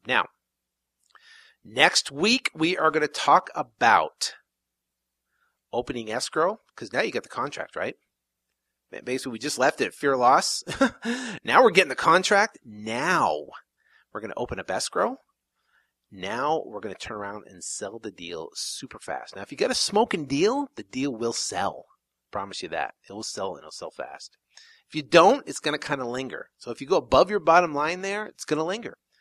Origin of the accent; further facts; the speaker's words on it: South Burlington, Vermont, United States; moved away; back east, I'm from Vermont originally, in a small little town in uh, called South Burlington